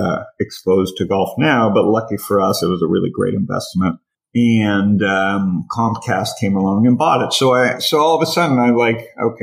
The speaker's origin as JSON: {"language": "English", "town": "Toronto", "region": "Ontario", "country": "Canada", "tie": "born or raised there", "said": "I grew up in Toronto"}